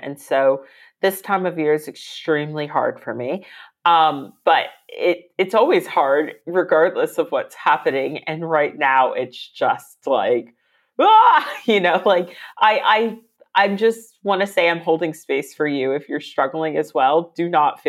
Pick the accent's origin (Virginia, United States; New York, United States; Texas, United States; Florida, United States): Virginia, United States; moved away as an adult; now in London, United Kingdom; I am American. I'm from Virginia